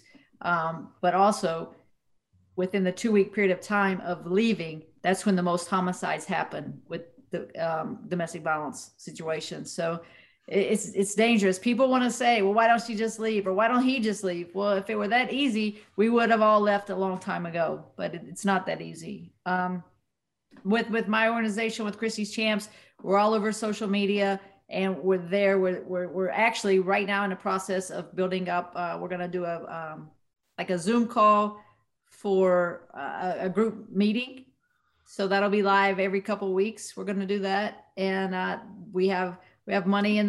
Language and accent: English; West Virginia, United States; moved away; my hometown boxing gym in West Virginia